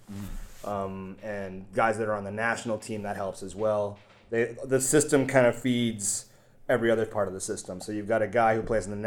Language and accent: English; Canada; now in Vietnam; I'm from Canada